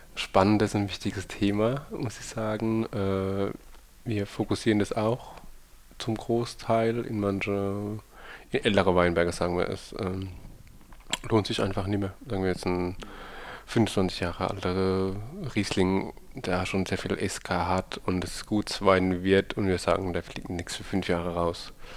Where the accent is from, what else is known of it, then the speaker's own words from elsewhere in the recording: Rhineland-Palatinate, Germany; Ich glaub, wir sind Pfälzer